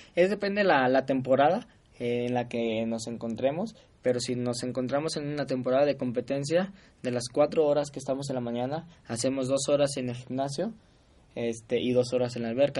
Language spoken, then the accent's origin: Spanish; Guadalajara, Jalisco, Mexico; yo soy de Guadalajara